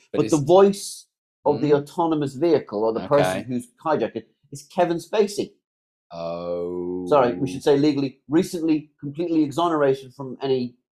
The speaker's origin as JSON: {"language": "English", "region": "South East England", "country": "United Kingdom", "said": "because when we're not recording, I'm actually from Surrey."}